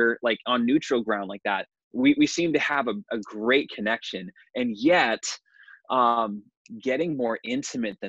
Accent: New Hampshire, United States; I was raised in New Hampshire, have just a deep heart for the state of New Hampshire here in New England

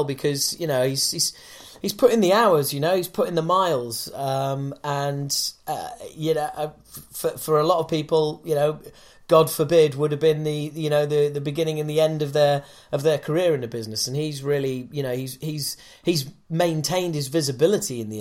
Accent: United Kingdom; I'm British

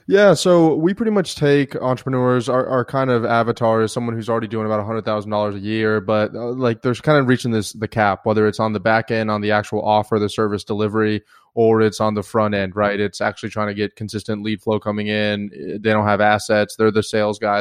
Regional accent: the Panhandle of Florida, United States; moved away as an adult; also born or lived in Atlanta, Georgia / India / South America / Europe; now in San Diego, United States; originally from, uh, Atlanta, Georgia, moved down to the Panhandle of Florida, lived there most of my life

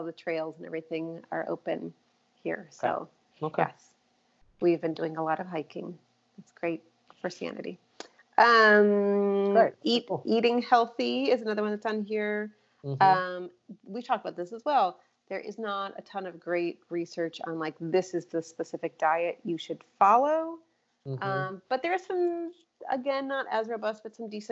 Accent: Chicago, Illinois, United States; now in Austin, United States; I'm originally from Chicago

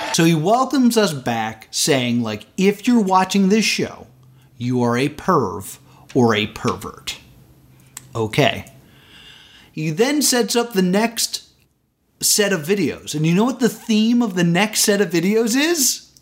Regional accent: United States

